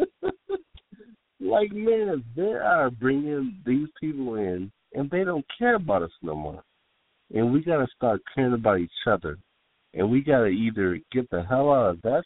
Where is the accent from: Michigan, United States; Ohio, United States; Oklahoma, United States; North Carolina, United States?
Michigan, United States; Pontiac; moved away as an adult; now in Atlanta, United States; I'm from Pontiac, Michigan